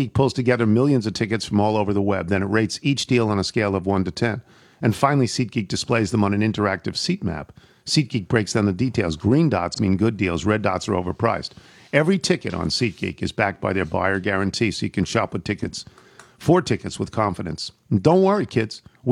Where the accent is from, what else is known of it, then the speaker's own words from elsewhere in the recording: New York, United States; moved away; also born or lived in Long Beach, New York; I grew up in New York